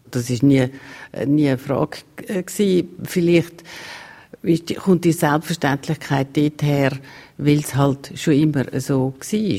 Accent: Maienfeld, Graubünden, Switzerland; Ich bin in Meienfeld aufgewachsen ich bin in Meierfeld in die Schule, aber äh, meine Mutter ist Stadtzürcherin.

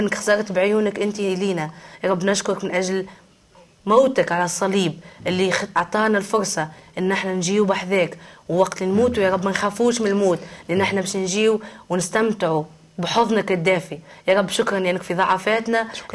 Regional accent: Tunisia; انا مم. تونسيه وامي من سيدي بوزيد وانا باش نبقى تونسيه

